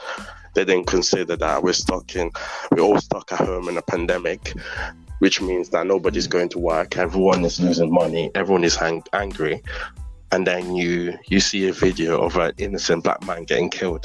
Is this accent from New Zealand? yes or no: no; Italy; now in United Kingdom; I was born in Italy, obviously. The original plan was from Italy, we would have went in America.